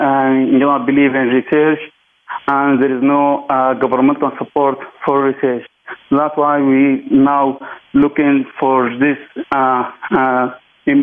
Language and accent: English; Sudan; I'm mainly from Sudan.